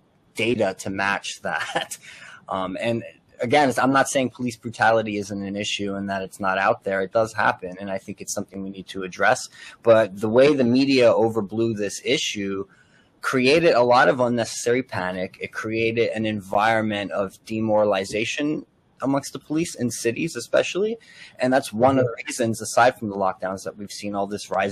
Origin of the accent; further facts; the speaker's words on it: Elizabeth, New Jersey, United States; I'm from Elizabeth, Union County.